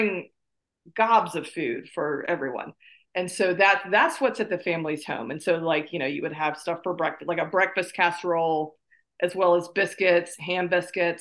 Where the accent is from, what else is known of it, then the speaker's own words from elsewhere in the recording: South Carolina, United States; moved away; I was born in North Carolina, grew up in South Carolina, now live in North Carolina again